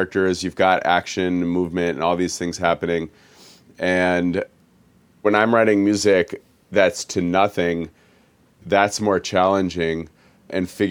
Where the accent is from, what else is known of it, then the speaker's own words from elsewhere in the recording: Minneapolis, Minnesota, United States; moved away as an adult; also born or lived in Ohio; now in Los Angeles, United States; I lived in Minneapolis when I was born there, and I lived there until I graduated Southwest High School when I was 18 years old